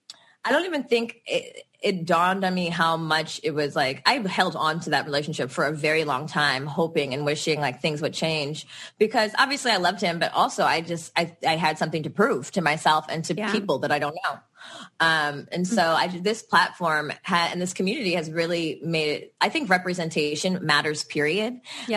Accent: Los Angeles, California, United States; we're from the Valley

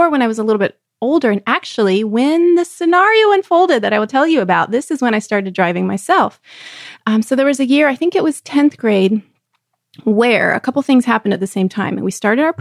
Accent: Texas, United States; I was growing up in Texas, we swam year round in an outdoor pool

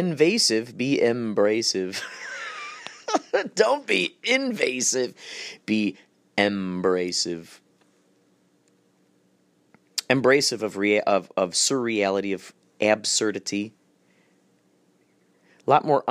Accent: Germany; I'm German

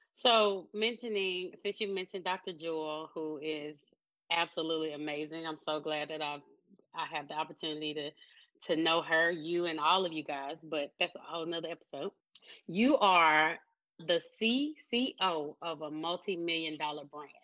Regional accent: Pine Bluff, Arkansas, United States; moved away; Pine Bluff, Arkansas is where I was born and raised

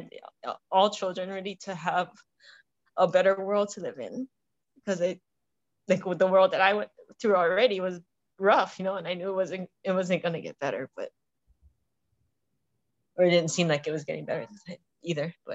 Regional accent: Honolulu, Hawaii, United States; also born or lived in Kona; I was from Honolulu

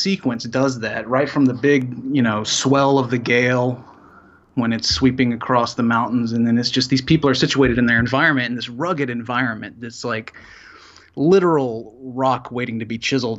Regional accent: Salisbury, North Carolina, United States; I grew up in North Carolina. {S1} Yes. {S3} In a town called Salisbury, which is just north of Charlotte in the middle of the state.

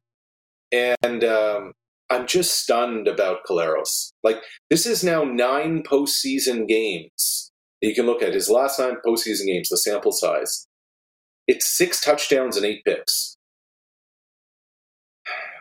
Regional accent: Nova Scotia, Canada; growing up in Nova Scotia, our CBS affiliate was Detroit for the longest time

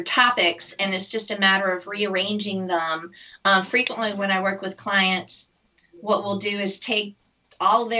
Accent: United States; as an American

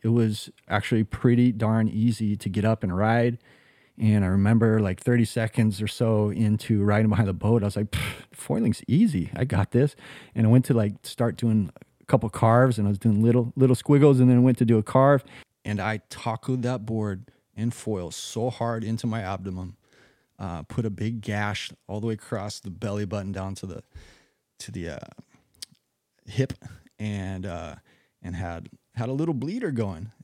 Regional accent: Kauai, Hawaii, United States; moved away as an adult; also born or lived in California / Costa Rica; now in Jacksonville, United States; I was born in California. raised here on the island of Kauai

